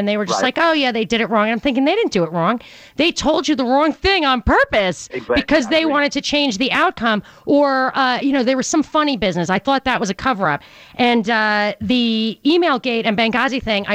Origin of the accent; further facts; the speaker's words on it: New York, United States; I'm from New York